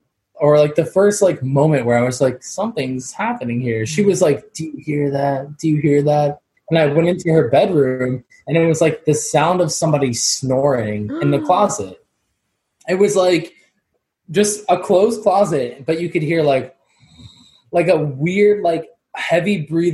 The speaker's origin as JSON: {"language": "English", "town": "Jacksonville Beach", "region": "Florida", "country": "United States", "said": "Okay, so when I was younger, I'm from Jacksonville Beach, Florida."}